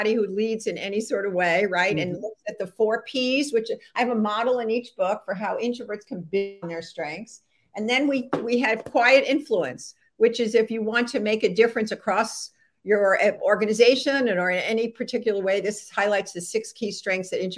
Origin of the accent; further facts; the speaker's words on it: Atlanta, Georgia, United States; It's near my hometown in Atlanta